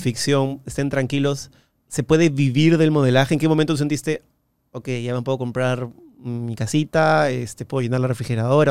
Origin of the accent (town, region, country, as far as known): Peru